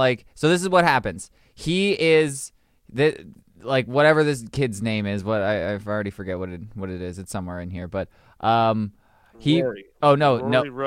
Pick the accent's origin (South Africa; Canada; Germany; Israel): Canada; I'm Canadian